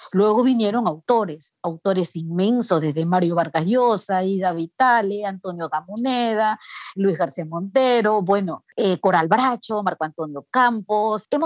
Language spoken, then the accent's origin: Spanish; Guayaquil, Guayas, Ecuador; now in United States; vivo en Estados Unidos desde hace algunos años, que nací y crecí en Guayaquil, estudié en la Universidad Católica Santiago de Guayaquil